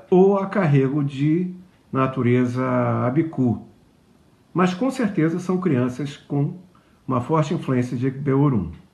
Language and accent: Portuguese; Rio de Janeiro, Brazil; moved away; also born or lived in Juiz de Fora, Minas Gerais; Eu morei um tempo em Juiz de Fora eu sou carioca e, numa certa idade, minha família se mudou para lá